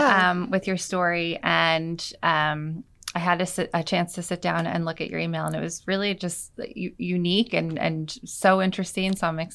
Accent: Monmouth County, New Jersey, United States; born or raised there; also born or lived in Bronx, New York

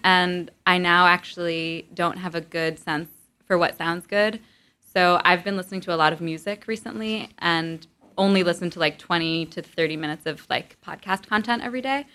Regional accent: Montclair, New Jersey, United States; moved away as an adult; also born or lived in East Village, New York / Providence, Rhode Island; now in New York, United States; I was born in the East Village, but I grew up mostly in Montclair, New Jersey

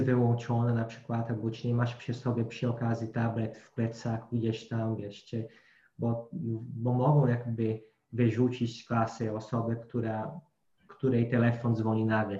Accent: Brazil; Polish is a second language; moved away; bo jako Brazylijczyk

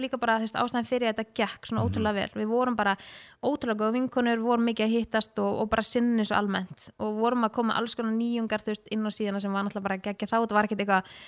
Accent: Laugardalur, Capital Region, Iceland; moved away as an adult; also born or lived in Breiðholt; now in Kópavogur, Iceland; ég bjó fyrst í Breitholtinu og var þar í þang til í Fymtabæk og flytt sín í Laugadalen

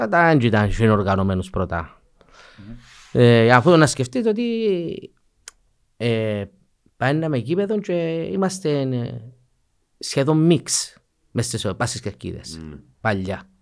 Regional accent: Famagusta, Famagusta District, Cyprus; Ε, καταρχήν, εντάξει, λόγω ε, κατοικούμαστε που είναι αμόχωστο. Ναι. Ε, και θεωρώ ότι είναι η πόλη μου, η ανόρθωση ε, αντιπροσωπεύει την πόλη μου.

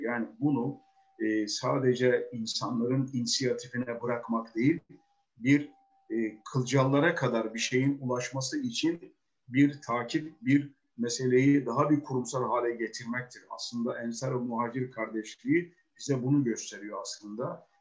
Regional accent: Uşak Province, Turkey; moved away; also born or lived in İzmir; ben Uşaklıyım. Uşak'ın e, bir köyündenim.

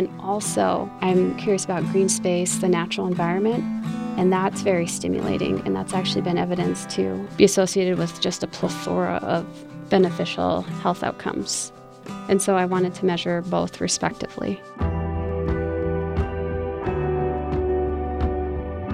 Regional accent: Rocky Boy's Reservation, Montana, United States; I was born and raised on the Rocky Boys Reservation here in Montana

